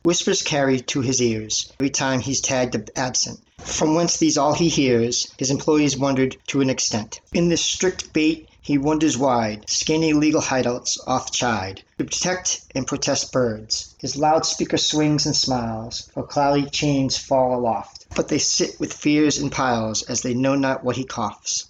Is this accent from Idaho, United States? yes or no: no; Lynn, Massachusetts, United States; I'm from Lynn, Mass